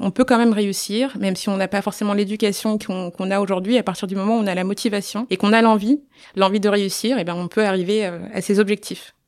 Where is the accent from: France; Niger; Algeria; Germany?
Niger; je suis née au Niger